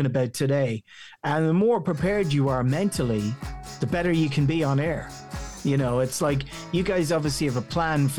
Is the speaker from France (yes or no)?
no; County Meath, Leinster, Ireland; accent: local County Meath Irish; My accent still sounds very local County Meath Irish.